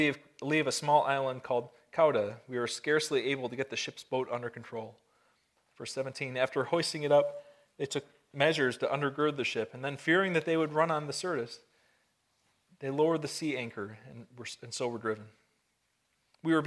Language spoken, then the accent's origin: English; Buffalo, New York, United States; moved away; I was born and raised in the Buffalo, Niagara area